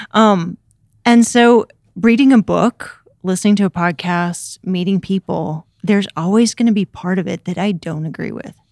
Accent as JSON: {"language": "English", "town": "Memphis", "region": "Tennessee", "country": "United States", "tie": "born or raised there", "moved": "as an adult", "said": "I'm originally from Memphis, Tennessee"}